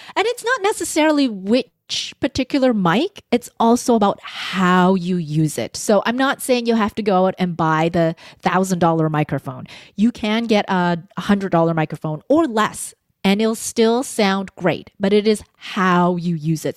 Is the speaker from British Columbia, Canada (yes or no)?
yes; Vancouver, British Columbia, Canada; I was born in Vancouver, so I had this duality of I'm a Canadian